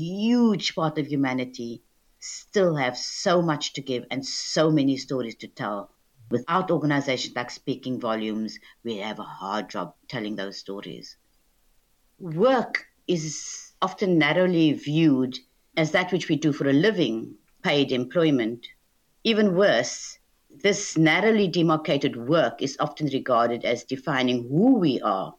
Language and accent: English; Cape Town, Western Cape, South Africa; moved away as an adult; now in United Kingdom; I was born in Cape Town in what was then apartheid South Africa in 1958